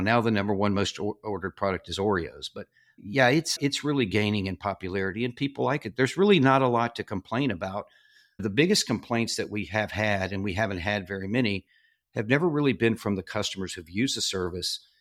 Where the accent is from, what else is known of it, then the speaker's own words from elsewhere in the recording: southern Arkansas, United States; moved away as an adult; I grew up in southern Arkansas